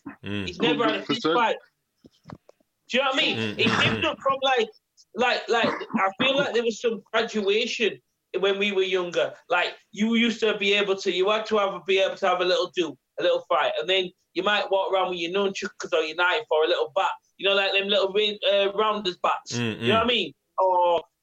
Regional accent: England, United Kingdom; also born or lived in West Indies; I am English and I've been born in English

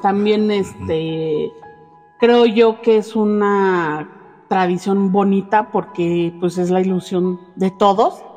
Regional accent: Mexico; La mayoría, yo creo, de los mexicanos somos fieles creyentes de la Virgen

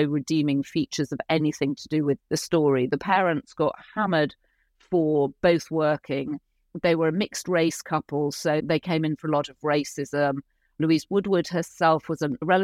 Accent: Yorkshire and the Humber, United Kingdom; moved away as an adult; also born or lived in London; now in United States; I started writing for the Yorkshire Post when I was 10

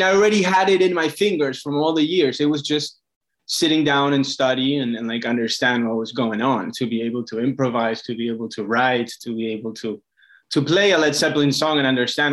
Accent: Argentina; moved away as an adult; also born or lived in Boston / New York City; now in Miami, United States; I was born in Argentina and I lived there most of my life till I was like 18

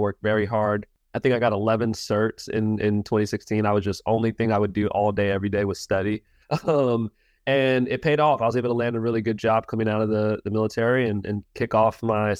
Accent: California, United States; now in Miami, United States; Yeah, so I grew up in Southern California on Camp Pendleton. My dad, obviously, like we mentioned, is a Marine.

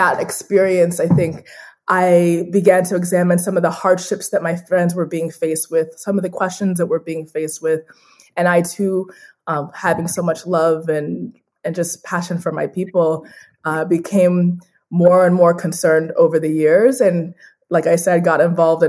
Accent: Phoenix, Arizona, United States; I'm a first generation Nigerian American, born and raised in Phoenix, Arizona

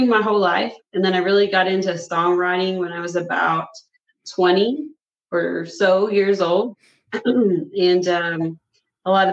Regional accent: Chandler, Oklahoma, United States; also born or lived in Shawnee, Oklahoma; now in Emporia, Kansas, United States; I'm originally from Chandler, Oklahoma. I was born in Shawnee on the Citizen Potawatomi Nation territory down there.

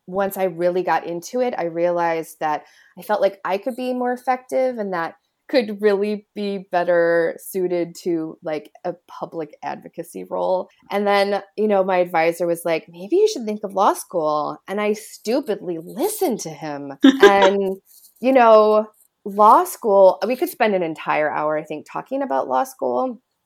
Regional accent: Illinois, United States; moved away; I grew up, I'm from Illinois

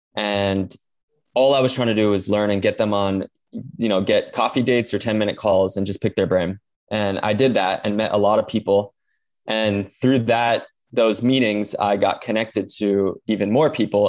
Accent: Hawaii, United States; growing up in Hawaii, you know, we have limited natural resources

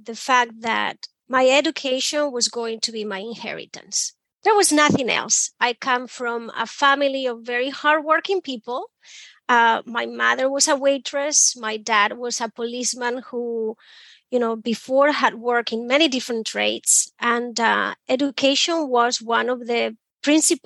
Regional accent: Asturias, Spain; English is a second language; moved away as an adult; also born or lived in Belfast / London / Berlin / Barcelona; now in Boston, United States; I grew up in Spain, a small village in the north, in a place called Asturias.

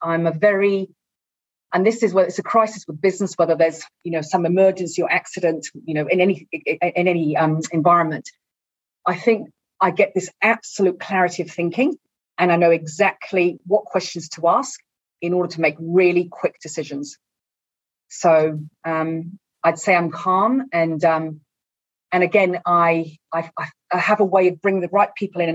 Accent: Mexico; now in New Zealand; I grew up in Mexico

